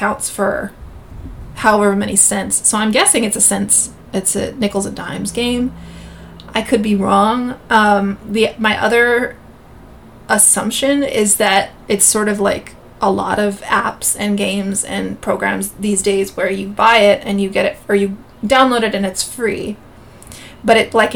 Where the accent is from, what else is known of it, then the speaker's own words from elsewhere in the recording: Gilroy, California, United States; Growing up in Gilroy, California, it's a bedroom community